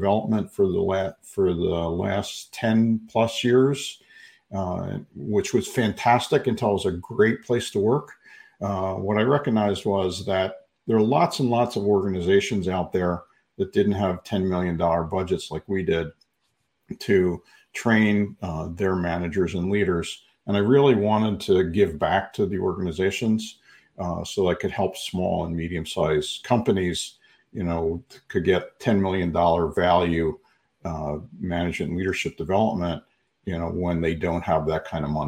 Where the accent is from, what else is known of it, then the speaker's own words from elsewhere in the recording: Philadelphia, Pennsylvania, United States; moved away as an adult; now in Phoenix, United States; I was born and raised in Philly, and went to school there in Philadelphia, moved out to Arizona about 30 years ago